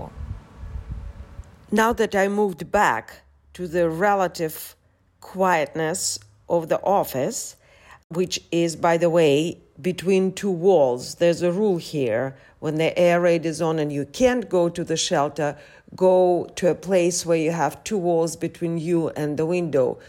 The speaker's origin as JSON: {"language": "English", "country": "United States", "moved": "yes", "lives_now": "Odesa, Ukraine", "said": "I'm an American journalist based in Ukraine"}